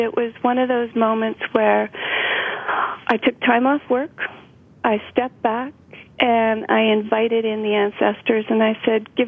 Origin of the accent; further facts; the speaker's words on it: British Columbia, Canada; also born or lived in Big Island of Hawaii, United States; I grew up pretty much in every little wild nook and cranny of British Columbia, as well as the Big Island of Hawaii.